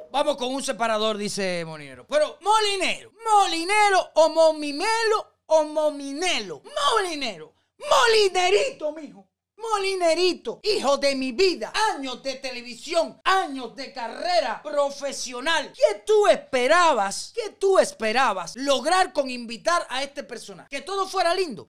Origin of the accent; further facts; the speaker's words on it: Cuba; los cubanos no somos así